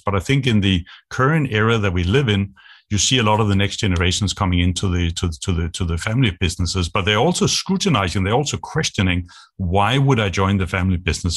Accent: Denmark; moved away as an adult; also born or lived in Asia; I grew up in Denmark. I'm Danish.

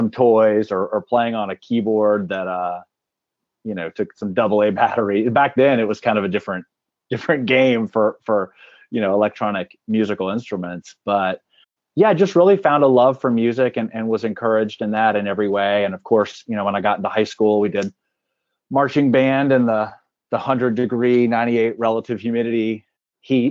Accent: Clute, Texas, United States; now in Atlanta, United States; I grew up in the Houston area, actually about an hour south of Houston. It's a pretty small town. It's called Clute, Texas.

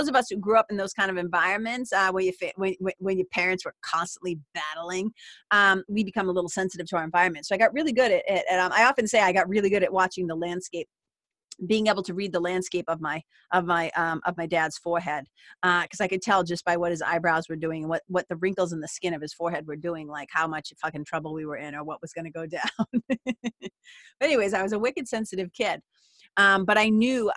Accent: Lawrence, Massachusetts, United States; where I grew up in Lawrence, Massachusetts

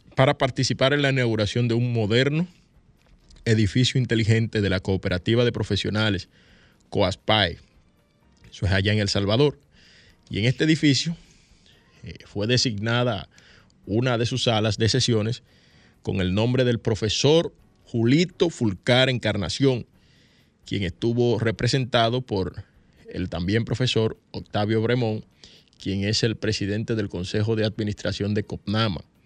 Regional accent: Dominican Republic; casi todos los dominicanos y dominicanas tenemos un celular

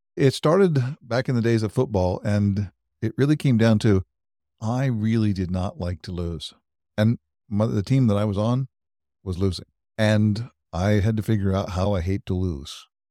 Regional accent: Wichita, Kansas, United States; also born or lived in Europe; now in Overland Park, United States; I was born and raised in Wichita, Kansas, so I'm, I'm a Kansas native

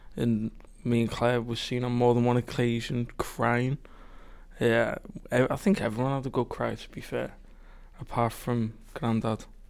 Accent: Liverpool, North West England, United Kingdom; now in Stoke-on-Trent, United Kingdom; I'm from Liverpool, the better part, obviously.

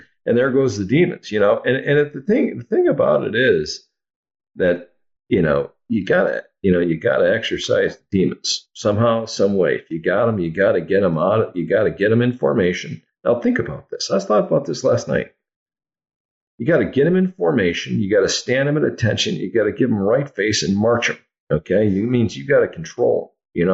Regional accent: Oshkosh, Wisconsin, United States; I grew up in Oshkosh, Wisconsin

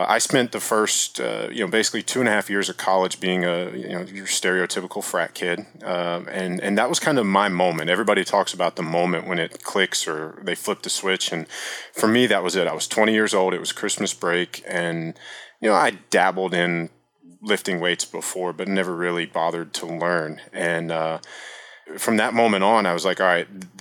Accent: Virginia, United States; I grew up in Virginia

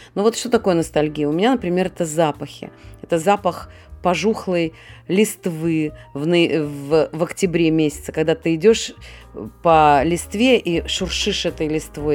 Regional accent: Saint Petersburg, Russia; moved away as an adult; now in Israel; я родилась, я коренная ленинградка

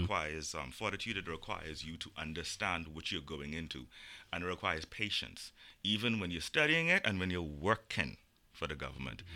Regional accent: Bahamas; us as Caribbean nations

